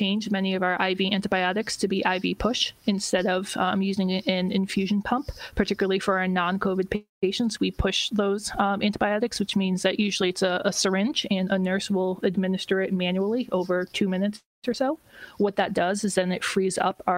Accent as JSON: {"language": "English", "region": "Connecticut", "country": "United States", "tie": "born or raised there", "moved": "yes", "lives_now": "Boston, United States", "said": "I grew up in Connecticut"}